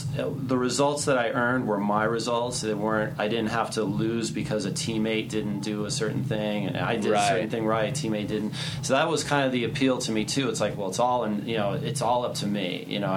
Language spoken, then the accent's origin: English; New York, United States; born there; One of the reasons why I was born in New York.